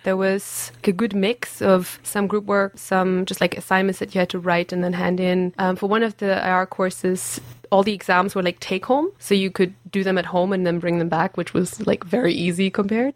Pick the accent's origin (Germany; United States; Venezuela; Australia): Germany; English is a second language; moved away as an adult; also born or lived in Abbotsford, Canada; now in Aberdeen, United Kingdom; I'm from Germany.